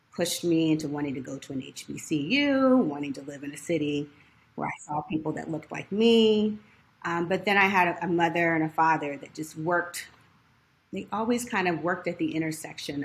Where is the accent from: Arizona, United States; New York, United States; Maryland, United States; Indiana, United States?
Indiana, United States; moved away as an adult; also born or lived in Hampton, Virginia; now in Washington, D.C., United States; I'm originally from Indiana